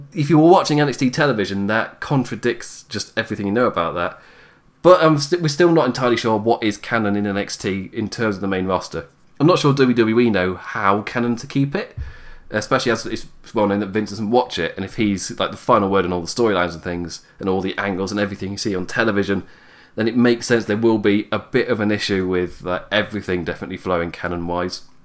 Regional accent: England, United Kingdom; I am English

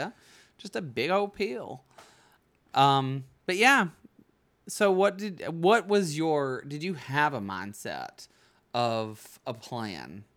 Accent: Bug Tussle, Alabama, United States; also born or lived in New York; now in Los Angeles, United States; I'm from Bug Tussle

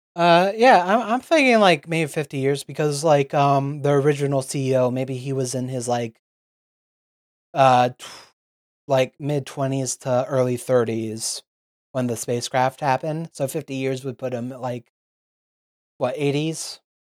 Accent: United States; We're American

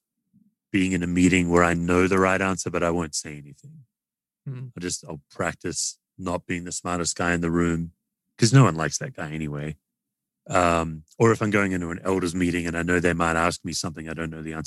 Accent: Australia; now in United States; I'm an Aussie

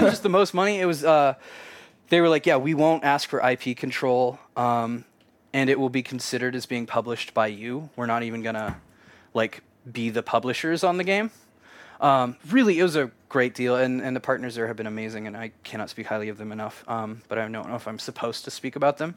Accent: Kansas, United States; I grew up in Kansas, a super conservative

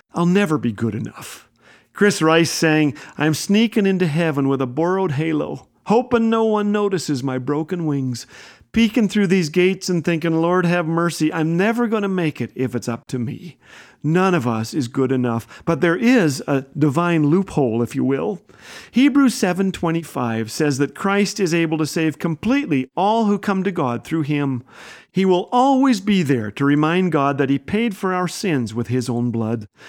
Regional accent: Canada; I am a Canadian

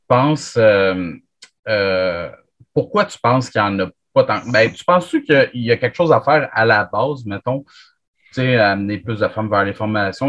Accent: Chambly, Quebec, Canada; Chambly, là. Parce que moi, je suis tout le temps là, toute la fin de semaine. C'est ma ville natale.

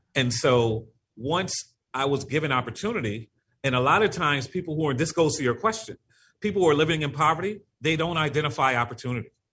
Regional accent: Norwalk, Connecticut, United States; moved away as an adult; also born or lived in Bridgeport, Connecticut; now in New Haven, United States; I was born and raised in Norwalk, Connecticut. Uh, I live in New Haven, Connecticut now

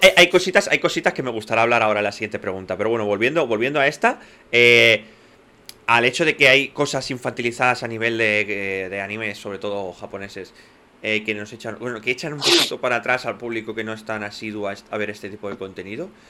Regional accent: Catalonia, Spain; first language Spanish; crecimos, porque vivimos en Cataluña

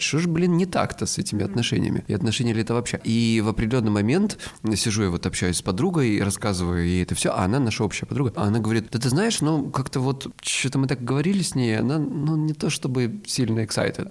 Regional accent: Krasnodar Krai, Russia; я с Кубани

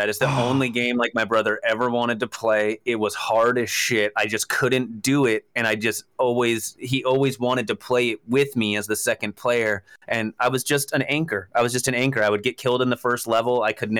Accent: Camarillo, California, United States; I grew up in Southern California.

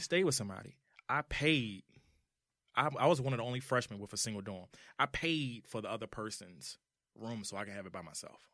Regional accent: Washington, District of Columbia, United States; also born or lived in Charlotte, North Carolina; I'm from Washington, D C

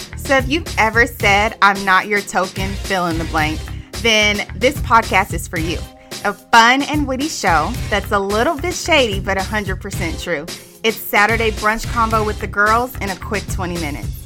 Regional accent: Austin, Texas, United States; born and raised in Austin

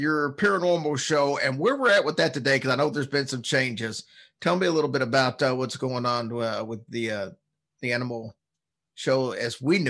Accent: Kentucky, United States; And since I'm from Kentucky and a country girl myself, I enjoyed that.

